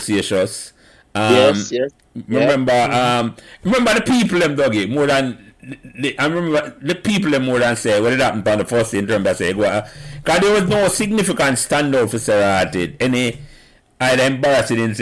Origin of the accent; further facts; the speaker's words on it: Jamaica; I grew up on Calbeck Avenue